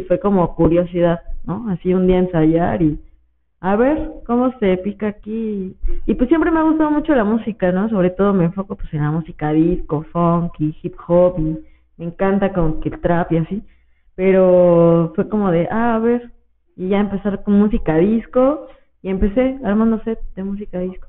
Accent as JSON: {"language": "Spanish", "country": "Mexico", "tie": "born or raised there", "said": "crecí ahí en San Ramón"}